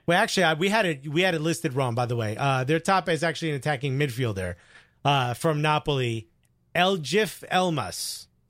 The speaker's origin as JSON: {"language": "English", "region": "California", "country": "United States", "tie": "born or raised there", "moved": "yes", "said": "I'm born and bred in California"}